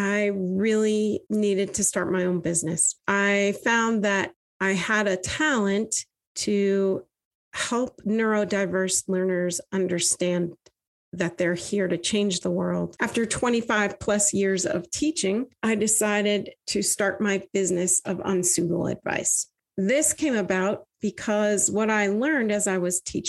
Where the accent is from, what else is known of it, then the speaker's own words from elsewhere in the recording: Vermont, United States; I grew up in Vermont, one of four daughters.